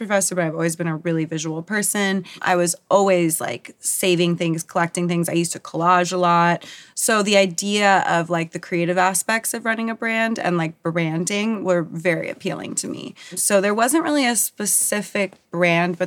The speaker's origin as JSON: {"language": "English", "town": "San Diego", "region": "California", "country": "United States", "tie": "born or raised there", "said": "I grew up in San Diego and grew up in a beach culture"}